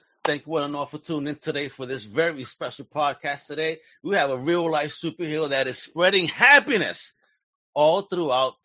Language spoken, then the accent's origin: English; New York City, New York, United States; I grew up in Brooklyn, in Greenpoint